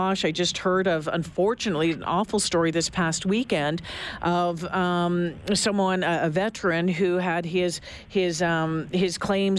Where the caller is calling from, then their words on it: Edmonton, Alberta, Canada; Of course, I'm calling you from Edmonton